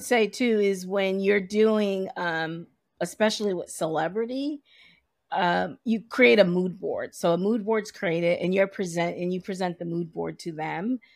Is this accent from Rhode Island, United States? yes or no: yes; Providence, Rhode Island, United States; moved away as an adult; now in New York, United States; I am originally from Providence, Rhode Island, and, uh, grew up there.